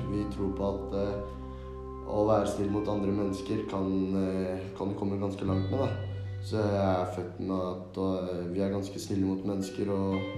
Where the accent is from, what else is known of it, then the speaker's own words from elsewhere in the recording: Somalia; now in Norway; Men jeg har jo bodd i Norge i nå ti år og har norsk statsborgerskap. Som vil si at jeg egentlig er norsk, men pga. min bakgrunn og kultur så vil jeg si meg selv som